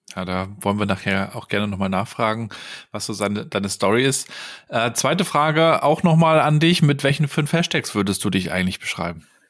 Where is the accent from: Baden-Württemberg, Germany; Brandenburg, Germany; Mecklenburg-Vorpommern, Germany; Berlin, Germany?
Mecklenburg-Vorpommern, Germany; Rostock; moved away as an adult; aus meiner Heimatstadt Rostock. Marc und ich stammen beide aus Mecklenburg-Vorpommern